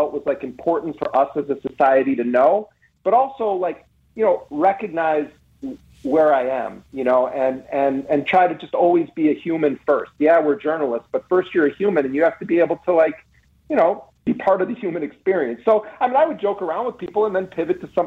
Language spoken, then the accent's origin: English; Milwaukee, Wisconsin, United States; I grew up in Milwaukee